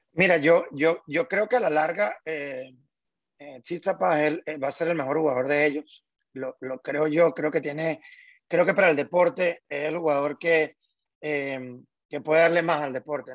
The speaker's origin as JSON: {"language": "Spanish", "country": "Venezuela", "said": "como venezolano"}